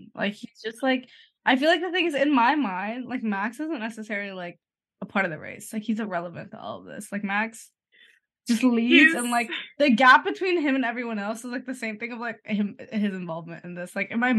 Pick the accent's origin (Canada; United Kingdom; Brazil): Canada; We're Canadian.